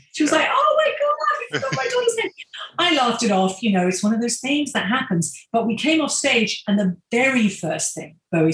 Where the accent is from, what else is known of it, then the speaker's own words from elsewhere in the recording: Maidstone, South East England, United Kingdom; I'm a kid from Maidstone in Kent in England